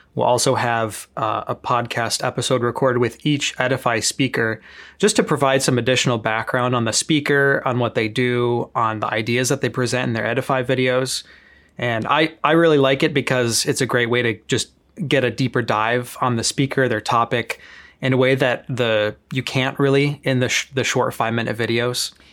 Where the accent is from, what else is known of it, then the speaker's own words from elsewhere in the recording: Chicago, Illinois, United States; moved away as an adult; back in my hometown in Chicago